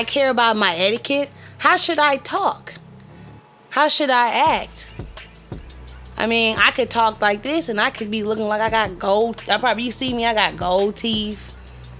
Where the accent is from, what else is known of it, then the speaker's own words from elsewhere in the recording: Texas, United States; I'm from Texas